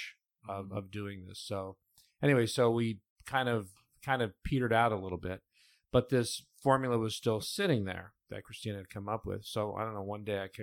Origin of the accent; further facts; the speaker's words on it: Cleveland, Ohio, United States; moved away; when they moved to Cleveland, Ohio, which is where I was born